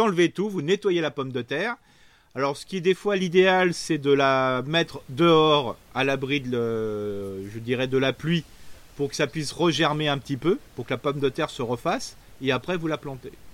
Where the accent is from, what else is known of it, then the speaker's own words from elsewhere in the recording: Alsace, Grand Est, France; chez nous en Alsace